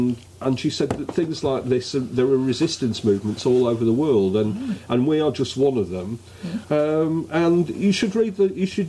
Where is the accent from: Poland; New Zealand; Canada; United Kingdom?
Canada; As a Canadian, it's always struck me as deluded that the Brits think they have a special relationship with the United States. Our ties to America, that's the ties of Canada, are more durable and more vital.